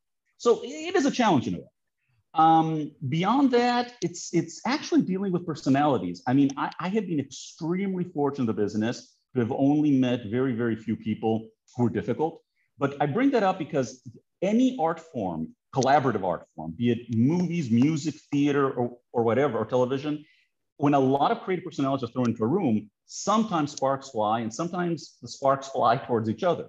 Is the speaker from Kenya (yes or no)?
no; Greece; moved away; I haven't lived in Greece for a very long time